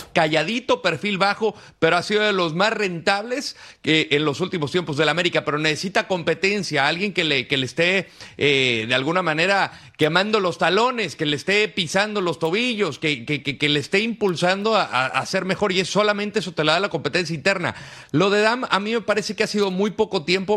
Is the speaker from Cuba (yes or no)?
no; Aguascalientes, Mexico; soy de Aguascalientes, me tocó vivir esa etapa